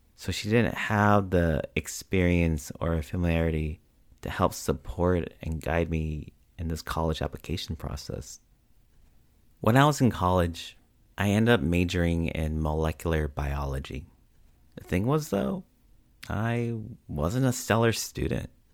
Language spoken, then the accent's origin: English; United States; my experiences have been growing up as both a Filipino and Asian American